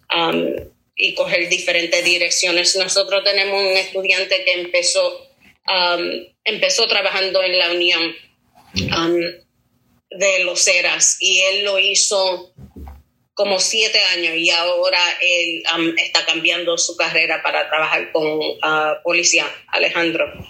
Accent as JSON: {"language": "Spanish", "country": "Puerto Rico", "moved": "yes", "said": "yo soy de Puerto Rico."}